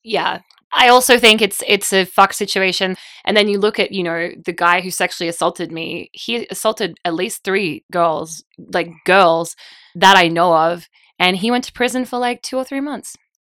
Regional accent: Australia; now in United States

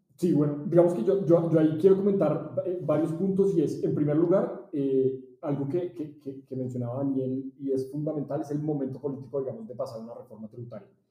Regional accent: Colombia; como colombianos

